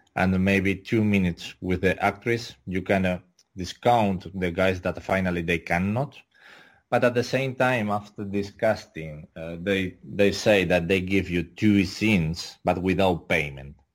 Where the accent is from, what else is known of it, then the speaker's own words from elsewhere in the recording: Tenerife, Canary Islands, Spain; English is a second language; I'm from Tenerife, Ireland, in Canary Islands, Spain